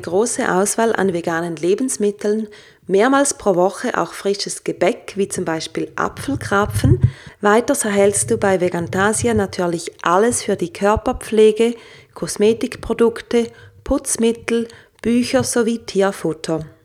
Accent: St. Gallen, Switzerland; moved away; St. Gallen auch meine alte Heimatstadt ist

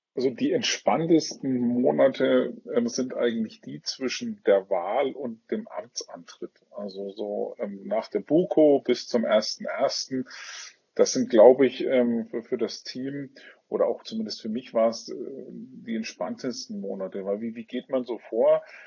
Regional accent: Franconia, Bavaria, Germany; accent: Franconian; komme aus äh, einem schönen Frankenland, wie man vielleicht auch das ein oder andere Mal an meinem Dialekt hört, ähm, aus Bayern

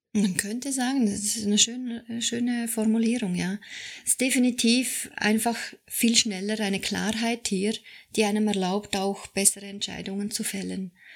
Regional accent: Switzerland; ich bin Schweizerin

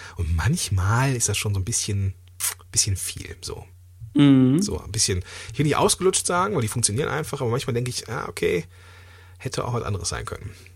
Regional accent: Langenfeld, North Rhine-Westphalia, Germany; ich komme ja aus Langenfeld

